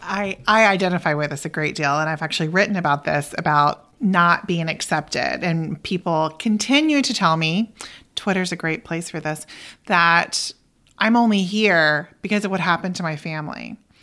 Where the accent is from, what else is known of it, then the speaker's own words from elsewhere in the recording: Oklahoma, United States; moved away as an adult; I'm originally from Oklahoma